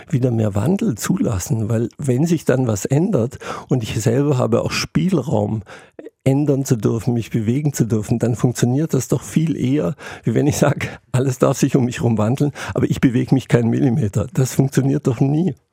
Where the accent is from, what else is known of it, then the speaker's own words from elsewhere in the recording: Lake Constance, Germany; ich bin im Alpenvorland am Bodensee aufgewachsen, da waren meterhohe Schneewände äh, links und rechts der Wege